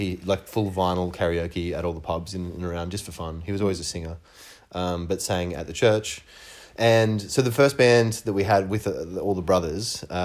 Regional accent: Ben Lomond, New South Wales, Australia; also born or lived in Glen Innes, New South Wales; I actually grew up in a little town outside of there called Ben Lomond, which was a really small town, for farming country.

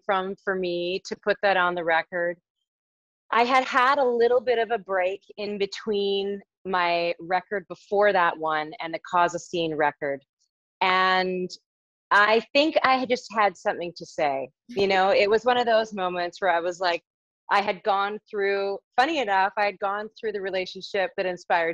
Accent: Abbotsford, British Columbia, Canada; also born or lived in Toronto, Ontario; I grew up in Abbotsford, British Columbia

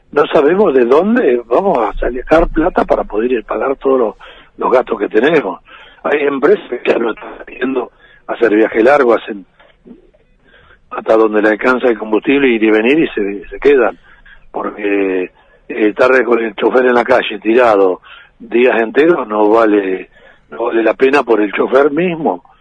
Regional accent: Bolivia; yo soy camionero boliviano y tengo 30.000 litros de gasoil arriba

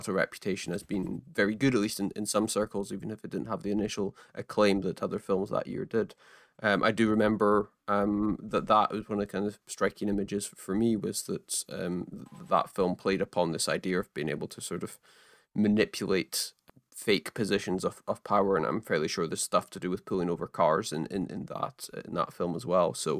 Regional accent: Scottish Highlands, Scotland, United Kingdom; I grew up almost exclusively in the Scottish Highlands

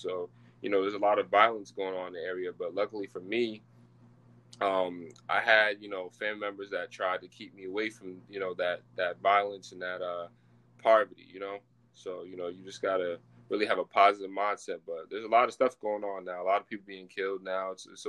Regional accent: Jamaica; also born or lived in United States; Yeah, man. Yeah, I'm Jamaican.

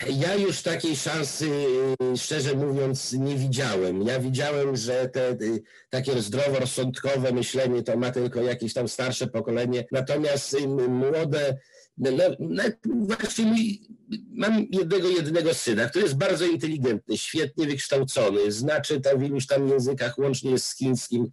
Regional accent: Konin, Greater Poland, Poland; also born or lived in Moscow, Russia; Pochodzę z Konina

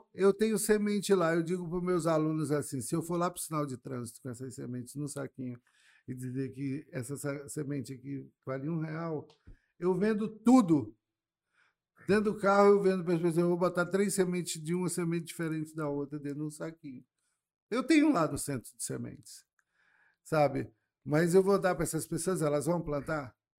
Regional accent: Manaus, Amazonas, Brazil; also born or lived in Curitiba, Brazil / Reading, United Kingdom; eu fui criado ali no Bancrevia

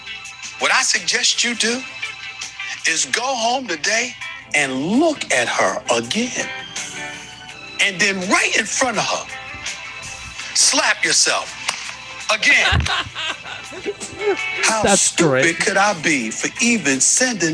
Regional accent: Western New York, United States; I'm from Western New York

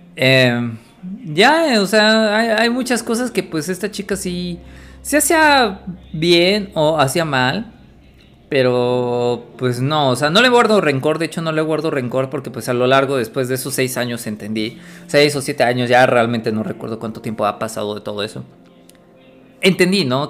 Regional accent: Puebla, Mexico; Yo soy de Puebla

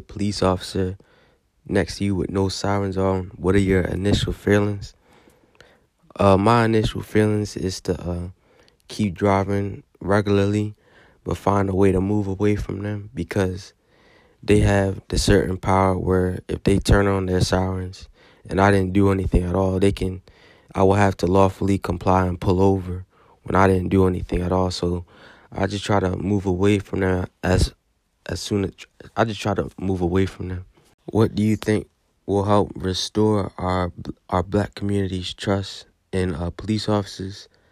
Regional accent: Baltimore, Maryland, United States; I'm from Baltimore, Maryland, and I'm nineteen years old.

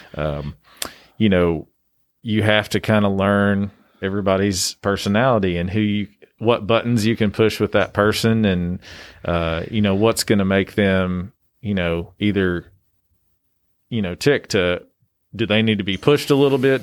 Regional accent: Greeneville, Tennessee, United States; also born or lived in Knoxville, Tennessee; I grew up in Greenville, Tennessee

